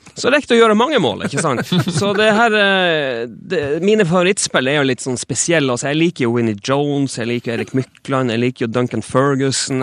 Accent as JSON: {"language": "Norwegian", "region": "Northern Norway", "country": "Norway", "moved": "as an adult", "lives_now": "Stockholm, Sweden", "said": "nå er jeg fra Nord-Norge"}